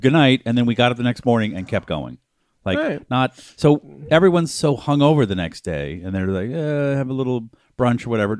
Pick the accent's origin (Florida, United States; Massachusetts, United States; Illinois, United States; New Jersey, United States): Massachusetts, United States; Boston; St. Patrick's Day. Because I grew up in Boston.